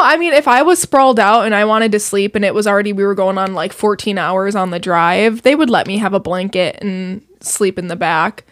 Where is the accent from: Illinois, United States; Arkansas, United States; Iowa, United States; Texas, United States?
Illinois, United States; Naperville; I grew up in Naperville